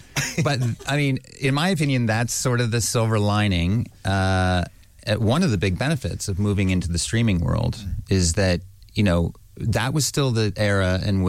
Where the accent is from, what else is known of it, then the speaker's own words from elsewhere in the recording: Wyoming, United States; I grew up in Wyoming